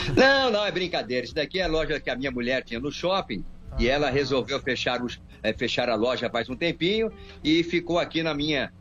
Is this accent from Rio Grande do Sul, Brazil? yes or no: no; Bauru, São Paulo, Brazil; Eu era locutor esportivo aqui em Bauru, na Rádio Oriverde, né? Que eu sou de Bauru